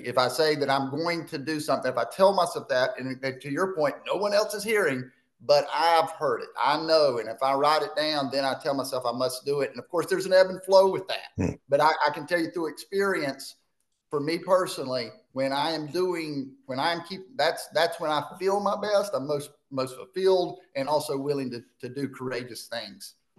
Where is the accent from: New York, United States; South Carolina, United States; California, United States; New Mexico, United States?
South Carolina, United States; Spartanburg; born or raised there